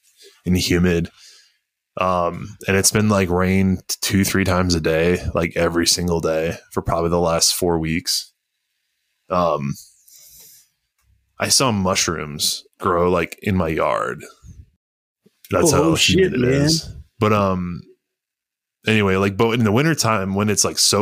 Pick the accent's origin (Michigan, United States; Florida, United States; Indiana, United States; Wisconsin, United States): Wisconsin, United States; moved away; When I grew up in Wisconsin